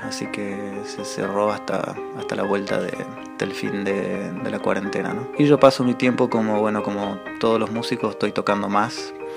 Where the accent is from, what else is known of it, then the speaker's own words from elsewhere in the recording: Salta, Argentina; moved away as an adult; now in Toulouse, France; soy de Salta, pero ahora estoy viviendo en Toulouse, al sur de Francia. Hace ya dos años y medio que me vine para acá.